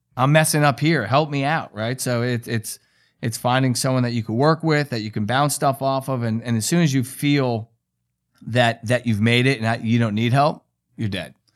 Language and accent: English; New York, United States; I'm a New Yorker